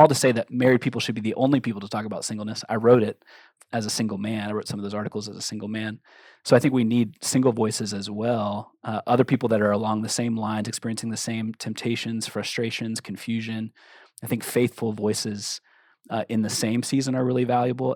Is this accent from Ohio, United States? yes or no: yes; Cincinnati, Ohio, United States; moved away; also born or lived in Minneapolis, Minnesota; I'm originally from Cincinnati, Ohio, but I was living in Minneapolis at the time that we were dating